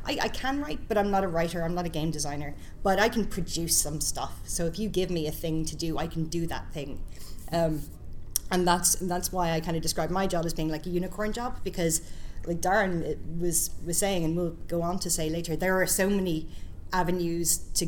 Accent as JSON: {"language": "English", "country": "Ireland", "also_born_or_lived": "Scotland", "moved": "as an adult", "said": "I'm from Ireland, so I met a lot of people in the industry in Ireland and the UK."}